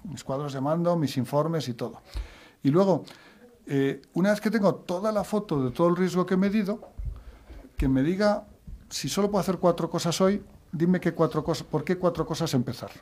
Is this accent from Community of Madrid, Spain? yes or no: yes; Madrid, Community of Madrid, Spain; yo soy de Madrid